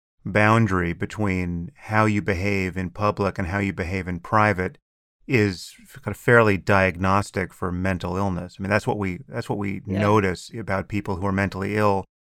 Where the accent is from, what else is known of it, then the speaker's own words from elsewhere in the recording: United States; And I'm certainly American enough to be horrified at the extreme versions of all this.